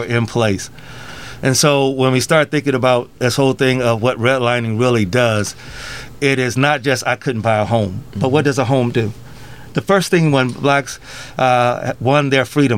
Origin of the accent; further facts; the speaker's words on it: Rock Island, Illinois, United States; also born or lived in Davenport / Bettendorf / Moline / East Moline; I grew up in Rock Island. I've lived in almost every city of the Quad Cities